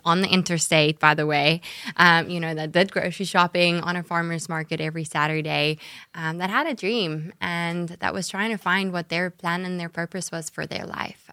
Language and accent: English; South Africa; accent: South African; moved away as an adult; now in Jacksonville, United States; south africa is where i was mm-hmm. born and raised and and grew up